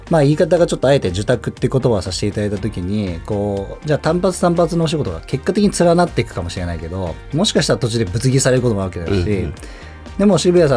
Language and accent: Japanese; Tokyo, Japan; 僕東京まで東京育ちなんで別にそこの感覚がわからないとは言えないんですけど東京に生まれてるとちょっとその薄いんですよね貴族意識みたい